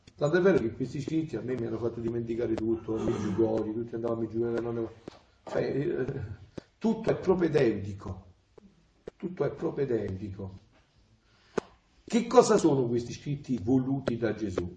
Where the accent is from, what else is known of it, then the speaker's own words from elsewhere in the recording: Avellino area, Campania, Italy; moved away; io sono villinese, sono napoletano